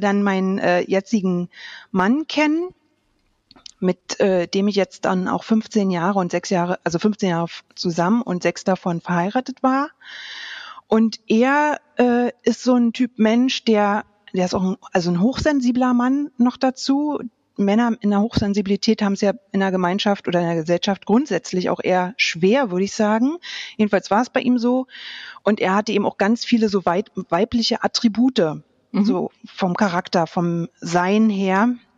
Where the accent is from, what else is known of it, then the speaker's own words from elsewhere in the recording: Berlin, Germany; moved away as an adult; ich bin im, in Berlin aufgewachsen